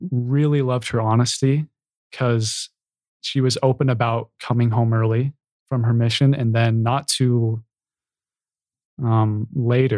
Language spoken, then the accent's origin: English; Provo, Utah, United States; growing up in Provo